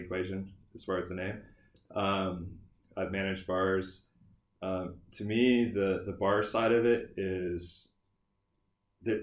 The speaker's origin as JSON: {"language": "English", "town": "Houston", "region": "Texas", "country": "United States", "tie": "born or raised there", "lives_now": "Austin, United States", "said": "I grew up in Houston"}